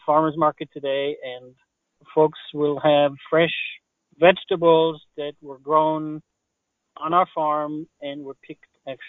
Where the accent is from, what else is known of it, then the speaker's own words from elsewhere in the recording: Israel; English is a second language; now in Maryland, United States; I have a little accent. I was born in Israel. I was born on a kibbutz, which is a collective farm